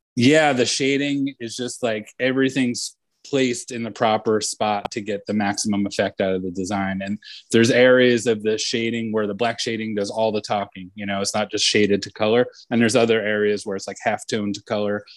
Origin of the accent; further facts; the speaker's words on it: Point Pleasant, New Jersey, United States; my hometown in Point Pleasant, New Jersey